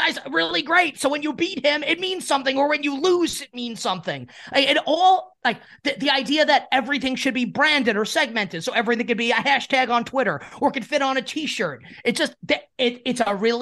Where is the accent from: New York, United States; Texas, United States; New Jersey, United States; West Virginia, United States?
New York, United States; as a New Yorker